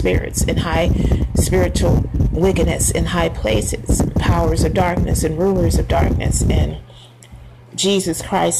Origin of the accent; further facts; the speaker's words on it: United States; I'm American. Was born in America, just like the other Americans are.